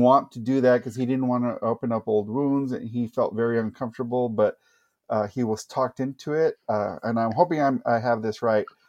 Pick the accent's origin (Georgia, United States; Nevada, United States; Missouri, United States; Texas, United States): Texas, United States; Brownsville; also born or lived in San Antonio, Texas; born and raised in Brownsville, Texas